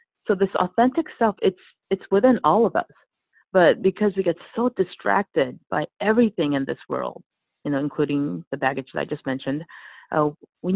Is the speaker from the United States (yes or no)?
yes; Los Angeles, California, United States; I grew up in Los Angeles, so there are plenty of yoga studios